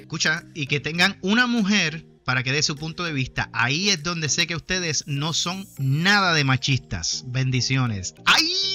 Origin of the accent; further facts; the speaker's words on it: Humacao, Puerto Rico; en el pueblo de Humacao, allá en los 80, yo era chamaco